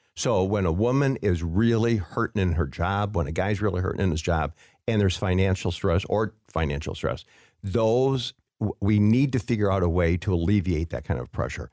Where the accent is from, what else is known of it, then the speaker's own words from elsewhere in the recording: Waukegan, Illinois, United States; growing up in Waukegan, Illinois